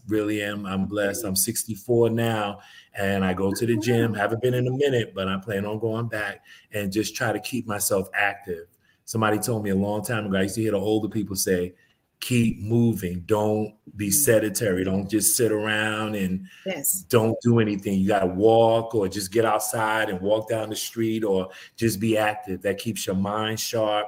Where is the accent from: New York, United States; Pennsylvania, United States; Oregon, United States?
New York, United States; New York City; also born or lived in Bronx, New York; now in Atlanta, United States; I was born in the Bronx, but my parents bought a house when I was about 5 or 6 years old. So I grew up in East Elmhurst, Queens.